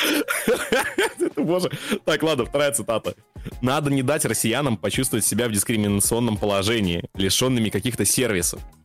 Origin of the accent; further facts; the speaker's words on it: Belarus; moved away; у меня этот период пришелся на жизнь в Беларуси